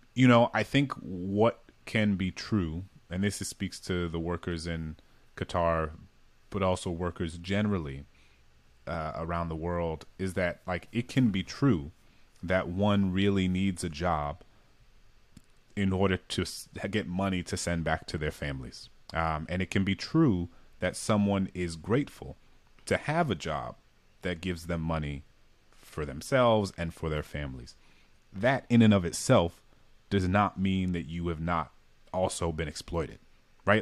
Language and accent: English; New Orleans, Louisiana, United States; moved away; I grew up in a majority black city